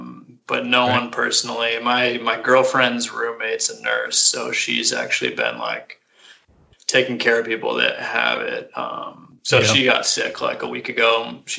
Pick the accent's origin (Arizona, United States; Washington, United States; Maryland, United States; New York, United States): Washington, United States; Seattle; 29, from Seattle, born and raised. Grew up in just east of Seattle.